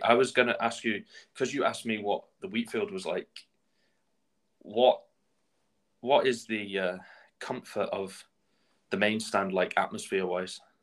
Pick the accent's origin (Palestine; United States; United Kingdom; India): United Kingdom; Shrewsbury, West Midlands; moved away as an adult; now in Edinburgh, United Kingdom; my hometown team, Shrewsbury